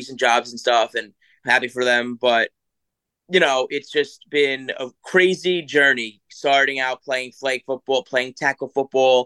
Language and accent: English; New York City, New York, United States; I live South Shore, Staten Island, beautiful area, very, very friendly family area